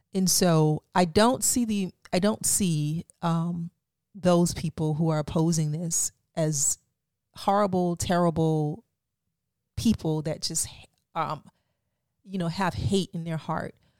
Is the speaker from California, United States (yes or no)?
no; Florida, United States; moved away; I'm from Florida